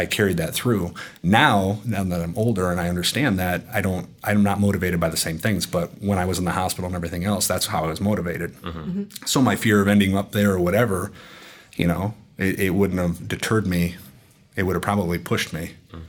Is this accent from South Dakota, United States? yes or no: yes; Sioux Falls, South Dakota, United States; I'm from Sioux Falls, South Dakota, the middle of nowhere